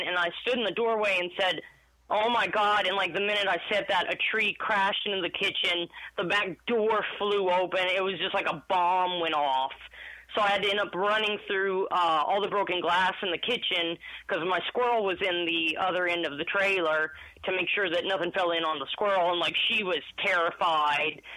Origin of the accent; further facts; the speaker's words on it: Jennings, Louisiana, United States; moved away as an adult; now in Austin, United States; I was born and raised in Jennings